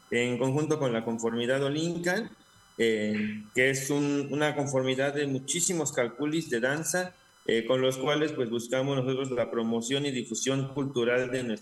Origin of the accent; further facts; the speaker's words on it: Mexico; nuestra formación mexica tolteca, que pues es como una parte muy importante de nuestra, de nuestra nación como mexicanos.